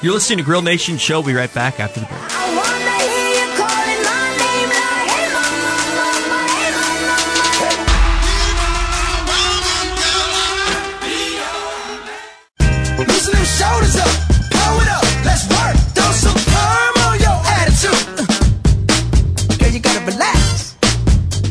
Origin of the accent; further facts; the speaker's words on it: Kansas City, United States; as a person growing up in Kansas City